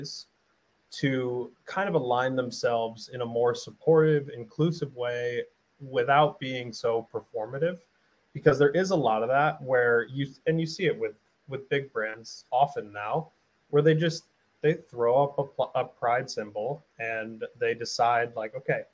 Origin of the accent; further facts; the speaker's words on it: Springfield, Massachusetts, United States; I grew up in Springfield, right? Springfield, Mass is a very diverse, low-income place